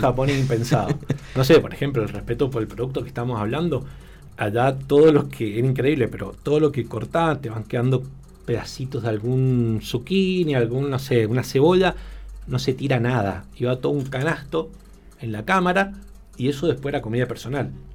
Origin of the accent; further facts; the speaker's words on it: Argentina; moved away as an adult; also born or lived in Spain / Tokyo, Japan; siendo argentino